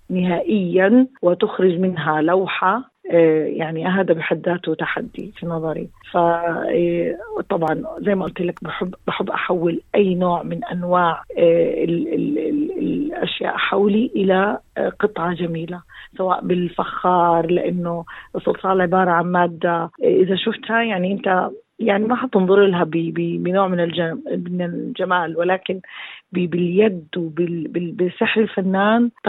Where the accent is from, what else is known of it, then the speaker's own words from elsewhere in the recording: Gaza Strip, Palestine; لما بدي اقول لك انه انا كفلسطينيه وكميه التاثير اللي بيصير في فلسطين من خصوصا في غزه موطني